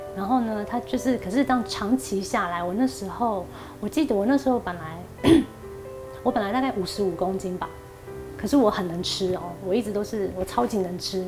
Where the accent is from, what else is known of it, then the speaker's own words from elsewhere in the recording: Paraguay; moved away as an adult; now in Taiwan; 去南美洲巴拉圭